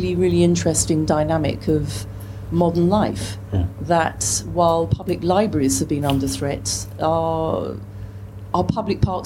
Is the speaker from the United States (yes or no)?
no; Thames Valley, South East England, United Kingdom; also born or lived in South London; now in London, United Kingdom; I've never really felt a Londoner because I grew up in the Thames Valley and countryside